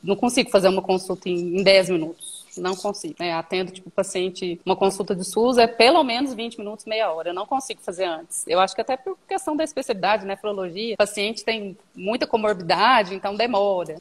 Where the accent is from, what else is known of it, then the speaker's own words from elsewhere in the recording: Minas Gerais, Brazil; moved away as an adult; also born or lived in Ribeirão Preto, São Paulo; eu retornei para minha cidade natal. Eu morava numa cidade um pouco maior aqui, próximo da região, Ribeirão Preto, que é mais conhecido no estado de São Paulo, e retornei para cá, para Minas